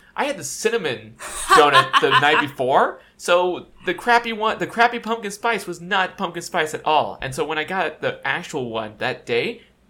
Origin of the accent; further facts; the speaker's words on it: California, United States; I'm a Californian, born and raised in California